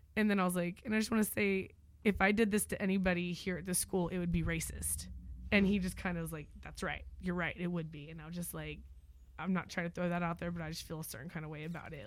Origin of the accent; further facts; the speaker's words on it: Moore, Oklahoma, United States; moved away as an adult; now in Crockett, United States; I was born and raised in Oklahoma, military brat.